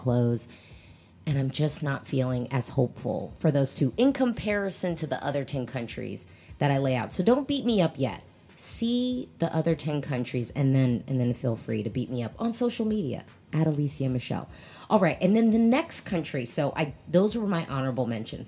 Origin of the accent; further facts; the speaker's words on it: United States; an American Eurovision fan